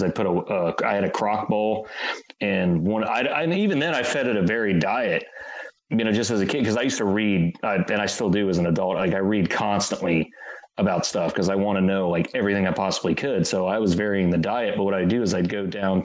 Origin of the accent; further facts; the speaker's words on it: Florida, United States; moved away; I grew up in Florida originally